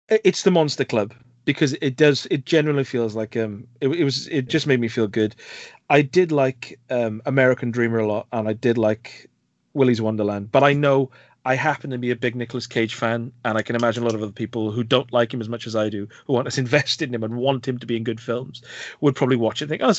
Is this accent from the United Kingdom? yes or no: yes; Welsh Valleys, Wales, United Kingdom; I hope they can understand my accent, because I am from deep within the Welsh Valleys